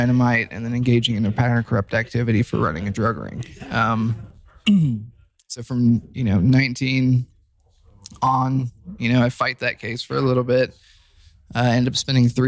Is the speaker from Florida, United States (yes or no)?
no; Dayton, Ohio, United States; I'm from Dayton, Ohio.